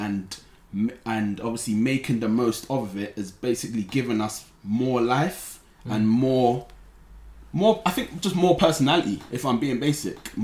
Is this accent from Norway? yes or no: no; London, United Kingdom; growing up, being from London, for example. Obviously we're from London